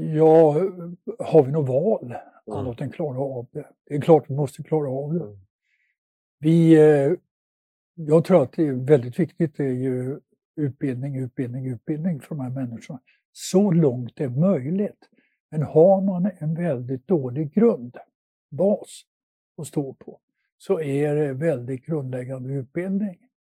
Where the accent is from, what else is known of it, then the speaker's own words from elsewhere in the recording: Luleå, Norrbotten County, Sweden; moved away; also born or lived in Netherlands; där jag växte upp i Luleå